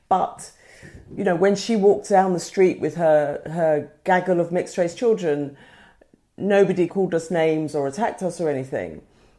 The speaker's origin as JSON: {"language": "English", "town": "Woolwich", "region": "London", "country": "United Kingdom", "tie": "born or raised there", "said": "It was not the Woolwich that it is today. It was a squaddy town. And we were a mixed race family. My father was Nigerian, my mother English."}